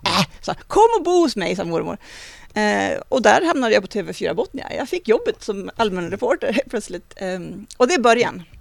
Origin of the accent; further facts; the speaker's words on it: Vilhelmina, Västerbotten County, Sweden; moved away; min uppväxt i Vilhelmina